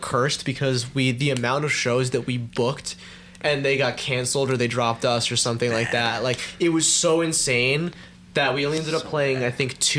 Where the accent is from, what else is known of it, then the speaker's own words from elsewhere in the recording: Cornwall, New York, United States; Yeah, that's hilarious. I'm from Cornwall, New York.